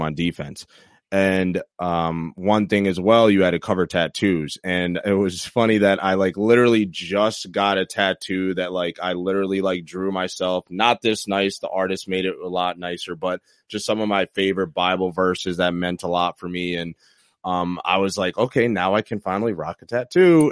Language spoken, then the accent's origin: English; Troy, New York, United States; my hometown, Troy, New York